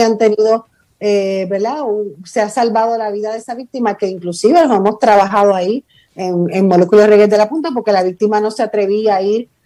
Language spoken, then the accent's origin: Spanish; Puerto Rico